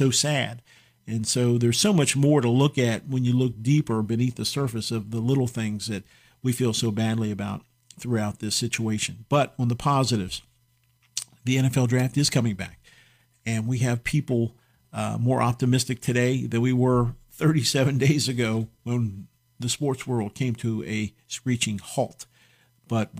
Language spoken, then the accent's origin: English; United States; I'm proud as an American